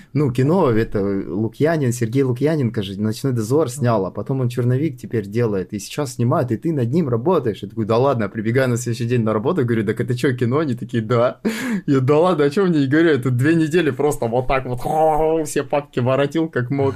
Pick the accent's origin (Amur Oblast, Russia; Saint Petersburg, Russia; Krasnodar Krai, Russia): Krasnodar Krai, Russia; Sochi; я сам родом из Сочи, и как бы всю карьеру я строил в Сочи